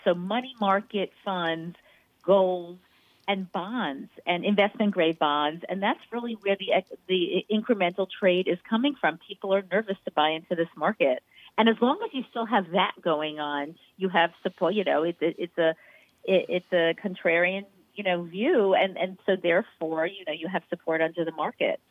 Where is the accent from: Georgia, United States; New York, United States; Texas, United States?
New York, United States; I'm a New Yorker